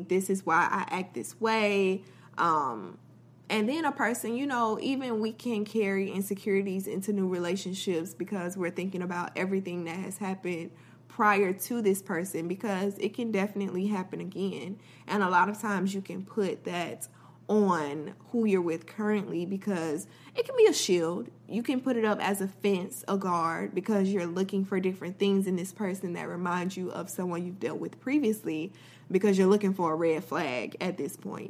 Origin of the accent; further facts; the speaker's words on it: Florida, United States; I'm from Florida, so a lot of times we have, like, loud thunder and storms